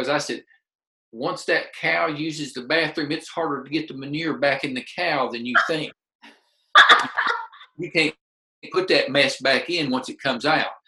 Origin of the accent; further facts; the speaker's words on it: Middle Tennessee, United States; for a kid, like I said, from Middle Tennessee